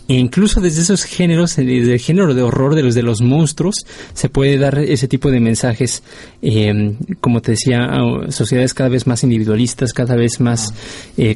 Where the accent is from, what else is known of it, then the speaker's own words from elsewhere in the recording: Mexico; del cine en mi país.